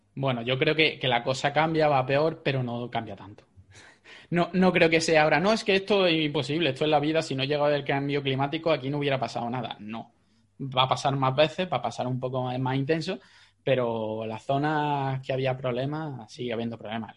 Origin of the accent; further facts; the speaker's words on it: Jaén, Andalusia, Spain; yo soy de Jaén